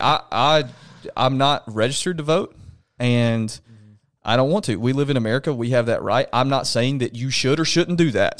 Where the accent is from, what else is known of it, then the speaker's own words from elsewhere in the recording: Alabama, United States; now in Knoxville, United States; I'm from Alabama.